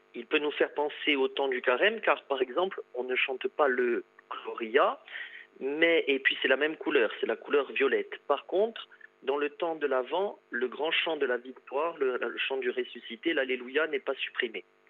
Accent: Corsica, France; chez nous en Corse

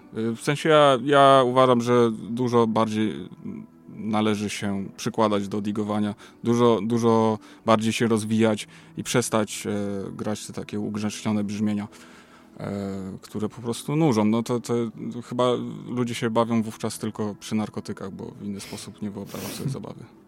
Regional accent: Łódź, Łódź Voivodeship, Poland; u nas w Łodzi

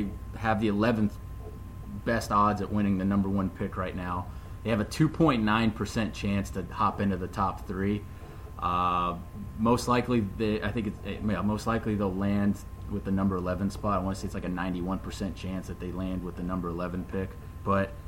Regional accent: Orlando, Florida, United States; So you and I are born and raised in Orlando

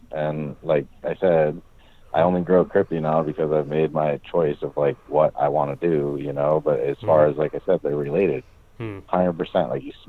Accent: Hawaii, United States; I'm from Hawaii, so.

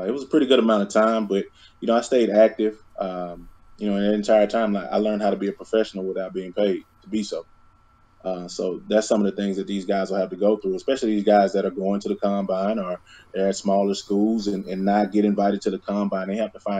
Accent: North Little Rock, Arkansas, United States; I'm from Little Rock, Arkansas, or rather North Little Rock, Arkansas

